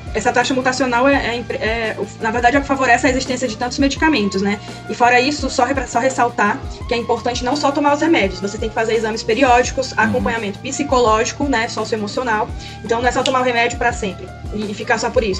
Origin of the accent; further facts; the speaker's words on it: Northeast Region, Brazil; Eu que venho do Nordeste